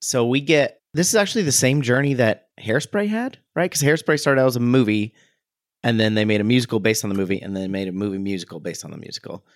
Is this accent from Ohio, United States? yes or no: yes; Ohio, United States; growing up in Ohio